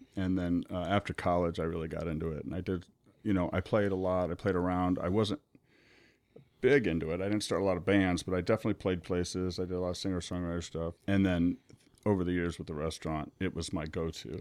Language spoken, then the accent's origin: English; Omaha, Nebraska, United States; born and raised in Omaha